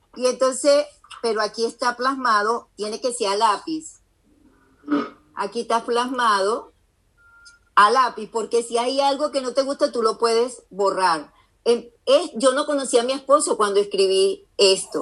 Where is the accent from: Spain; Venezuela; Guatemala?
Venezuela; now in United States; yo estoy casada con un americano, vivo aquí en Estados Unidos, yo soy venezolana